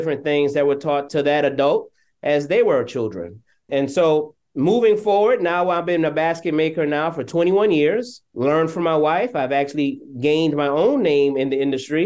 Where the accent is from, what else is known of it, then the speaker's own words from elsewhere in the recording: Mount Pleasant, South Carolina, United States; I'm from Mount Pleasant of six generations. So Mount Pleasant is a little north of Charleston